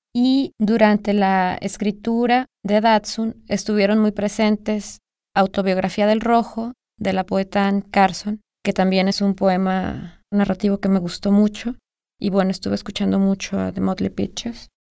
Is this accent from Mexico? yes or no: yes; Guadalajara, Jalisco, Mexico; Nací en Guadalajara, Jalisco, en 1982